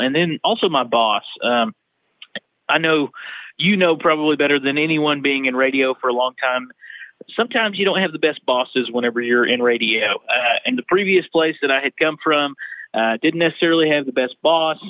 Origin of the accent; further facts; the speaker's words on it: Fort Worth, Texas, United States; also born or lived in Western Oklahoma; now in Ardmore, United States; we moved to Fort Worth whenever I was a little kid.